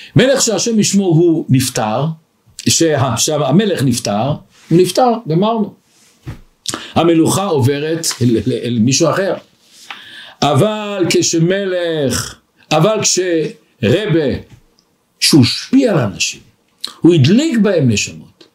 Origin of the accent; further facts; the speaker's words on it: Israel; moved away as an adult; now in Antwerp, Belgium; אני בא מארץ הקודש